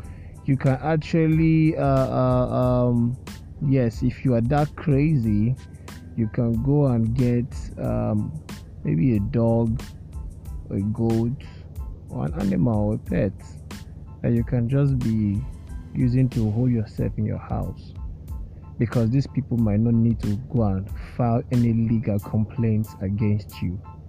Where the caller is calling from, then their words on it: Lagos, Nigeria; and I'm speaking from Lagos, and for all of you listening to me outside Lagos, right here in Lagos, it is a little sunny